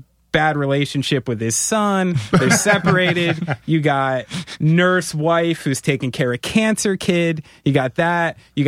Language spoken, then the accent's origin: English; New Jersey, United States; I have a douchebag governor too. I'm from New Jersey.